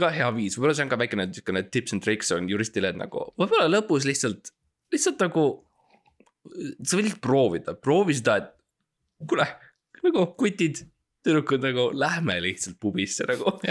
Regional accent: Estonia; me, me oleme kõik eestlased

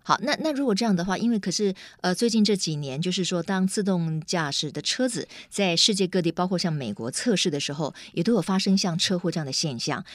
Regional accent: Taiwan; 我们台湾人

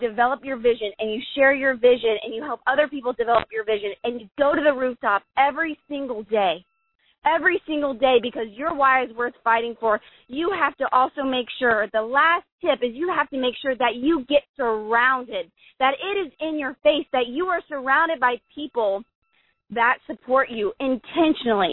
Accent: Columbus, Ohio, United States; moved away; Columbus, Ohio, my hometown

